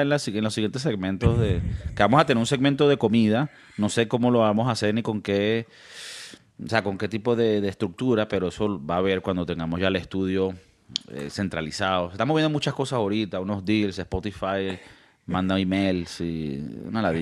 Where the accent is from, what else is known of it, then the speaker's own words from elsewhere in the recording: Venezuela; now in Spain; como venezolano